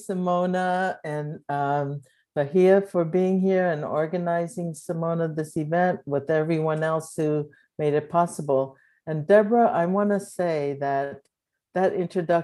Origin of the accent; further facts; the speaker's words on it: Japan; also born or lived in Berkeley, California; now in Claremont, United States; I was born in Japan to a Japanese mother and African-American father, right after World War II, so 1949